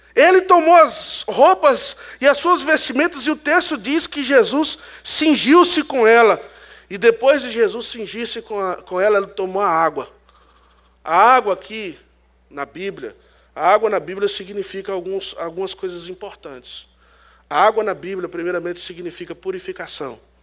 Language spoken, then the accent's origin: Portuguese; Northeast Region, Brazil; Eu sou do Nordeste